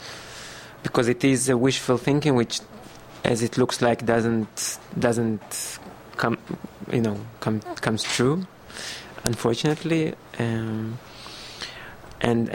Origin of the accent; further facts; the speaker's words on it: Belarus; now in Israel; I was born in Belarusia.